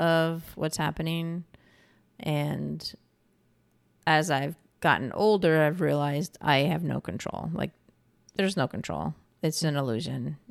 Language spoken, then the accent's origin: English; New York, United States; moved away as an adult; also born or lived in California / Pacific Northwest; I'm from New York and I moved out to California